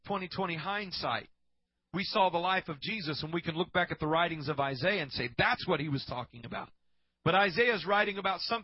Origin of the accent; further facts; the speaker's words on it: Iowa, United States; A church that I grew up in Iowa, as a little boy